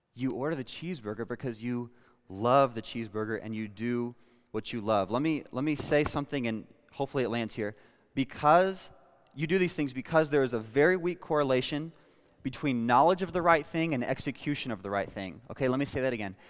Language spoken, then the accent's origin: English; Western Kansas, United States; I was born in Western Kansas